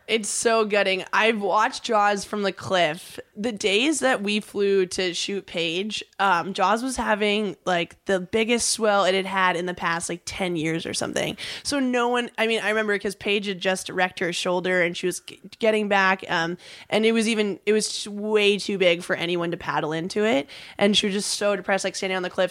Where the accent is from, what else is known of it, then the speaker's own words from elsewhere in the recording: Huntington Beach, California, United States; when I was just a little kid growing up in Huntington